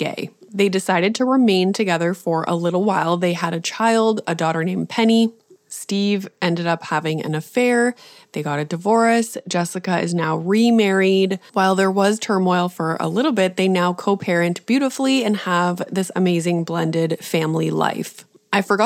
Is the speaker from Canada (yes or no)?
yes; Canada; I'm Canadian